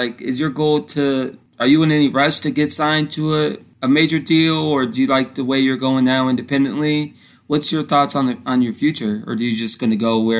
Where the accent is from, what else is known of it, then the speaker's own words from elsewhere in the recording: Florida, United States; I'm from Florida. I know all about rain.